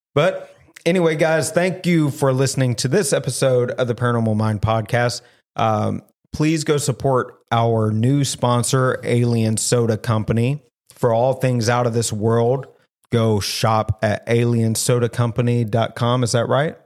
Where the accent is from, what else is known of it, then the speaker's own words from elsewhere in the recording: the South, United States; I'm from the South